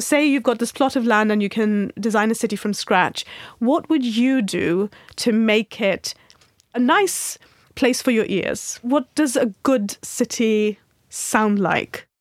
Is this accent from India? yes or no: yes; Mumbai, Maharashtra, India; I grew up in Mumbai